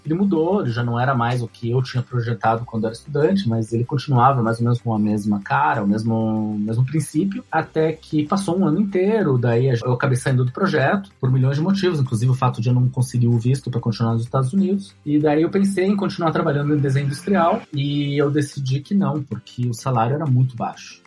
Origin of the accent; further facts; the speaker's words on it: Curitiba, Paraná, Brazil; moved away as an adult; now in Israel; Eu sou de Curitiba